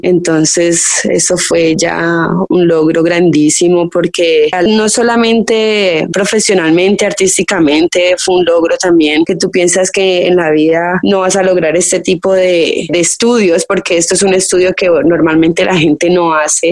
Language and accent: Spanish; Cali, Valle del Cauca, Colombia; moved away; also born or lived in El Tambo, Nariño; soy colombiana, nací en un pueblito pequeñito en Nariño, se llama El Tambo Nariño, pero yo crecí la mayor parte mi vida en Cali